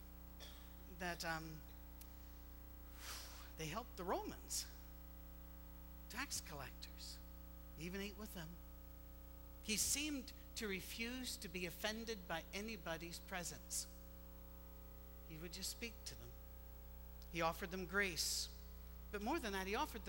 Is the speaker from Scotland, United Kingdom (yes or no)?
yes; Scotland, United Kingdom; moved away; we're Scottish